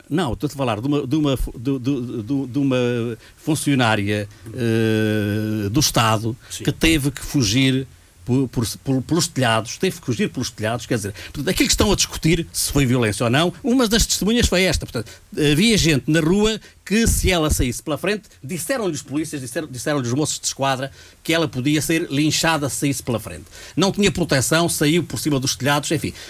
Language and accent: Portuguese; Portugal; Sou português